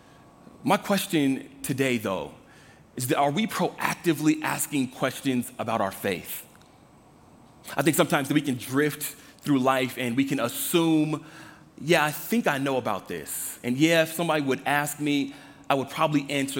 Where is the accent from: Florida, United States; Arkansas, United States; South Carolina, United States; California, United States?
California, United States; Los Angeles; Growing up in Los Angeles, the Fight the Power movement